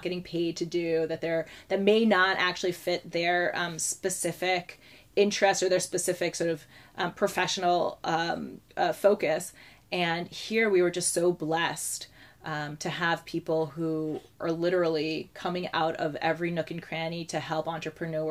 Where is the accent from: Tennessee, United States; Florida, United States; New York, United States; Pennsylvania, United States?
New York, United States; Lake Success; moved away as an adult; also born or lived in Haifa, Israel / northern New Jersey; now in Jerusalem, Israel; We went back to the States for family reasons in the early 90s, and I grew up in Lake Success, which is in Long Island and in northern New Jersey